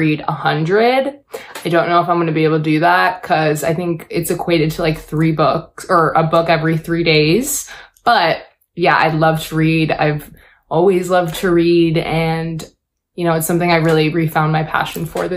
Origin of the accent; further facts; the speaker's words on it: Buffalo, New York, United States; moved away; When I was growing up in Buffalo, I started in theater